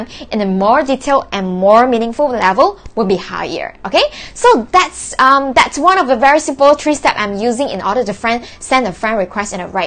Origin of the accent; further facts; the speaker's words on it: Malaysia; I was born in June and from Malaysia